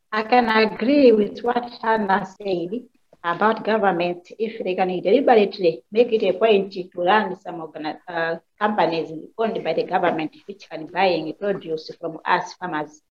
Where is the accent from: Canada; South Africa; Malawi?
Malawi; from Malawi. I am a farmer.